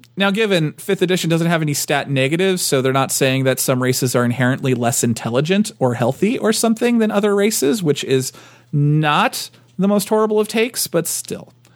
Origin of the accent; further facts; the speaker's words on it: United States; I'm too American